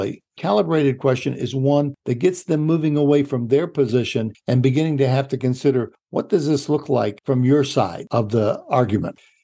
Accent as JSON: {"language": "English", "region": "Illinois", "country": "United States", "said": "I'm from Illinois"}